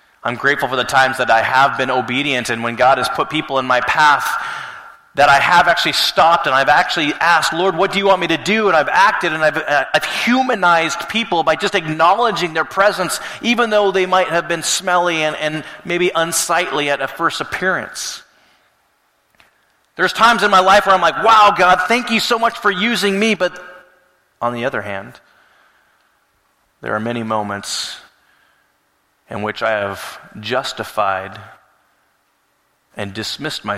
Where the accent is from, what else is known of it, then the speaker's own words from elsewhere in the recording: Alaska, United States; moved away; growing up in Alaska